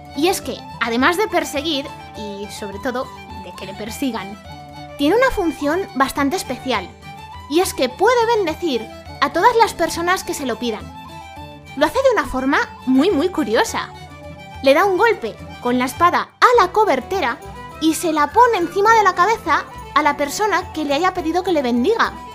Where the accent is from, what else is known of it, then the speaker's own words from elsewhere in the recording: Zaragoza, Aragon, Spain; aquí en Zaragoza, que es de donde soy yo